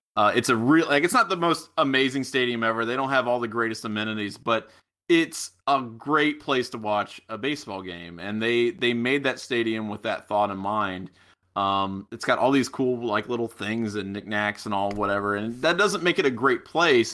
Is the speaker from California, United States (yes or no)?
no; Middletown, Ohio, United States; I'm from Middletown, which is about twenty miles outside of Miami